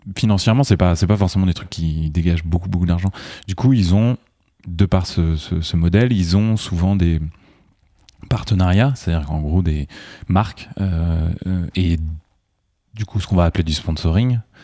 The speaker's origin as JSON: {"language": "French", "region": "Loire Valley", "country": "France", "said": "je viens de la Loire"}